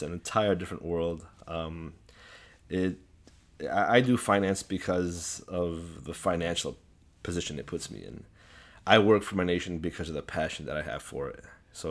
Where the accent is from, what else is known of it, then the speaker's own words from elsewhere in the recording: Chicago, Illinois, United States; Actually, I was always within a community, within an Assyrian community. So I've never not been around Assyrians. You know, in the neighborhood I grew up